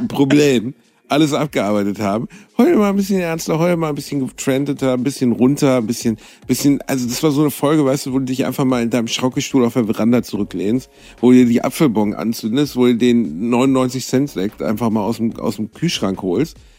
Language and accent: German; Gelsenkirchen, North Rhine-Westphalia, Germany; ich komme aus Gelsenkirchen